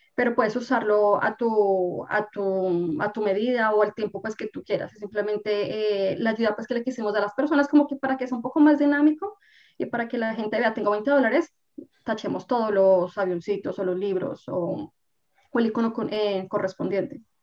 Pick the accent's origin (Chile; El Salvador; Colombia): Colombia; moved away as an adult; now in Canada; soy colombiana, vivo en Canadá aproximadamente ya hace unos 10 años